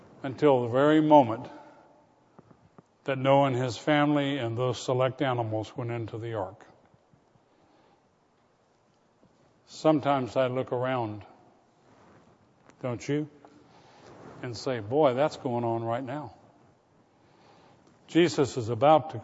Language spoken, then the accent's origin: English; Florida, United States; When I was a boy growing up in Florida